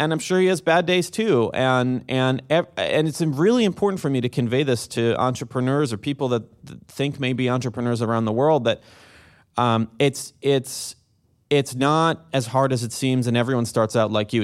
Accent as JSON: {"language": "English", "town": "Jerusalem", "region": "Jerusalem District", "country": "Israel", "tie": "born or raised there", "moved": "as an adult", "said": "I'm originally from Jerusalem, Israel, born and raised"}